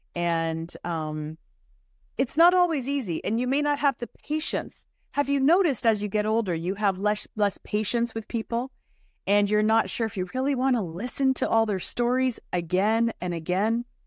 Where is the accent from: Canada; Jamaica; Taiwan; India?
Canada; Toronto, Ontario; As a child growing up in Toronto